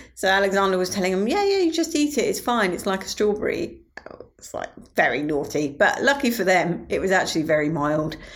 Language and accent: English; Medway, South East England, United Kingdom; my hometown of Medway